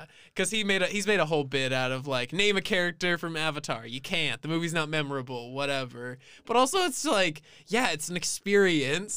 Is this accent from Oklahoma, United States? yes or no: no; San Antonio, Texas, United States; we are both from San Antonio, Texas